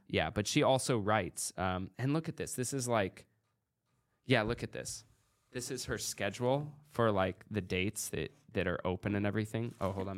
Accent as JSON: {"language": "English", "country": "United States", "also_born_or_lived": "Oregon", "said": "I'm American"}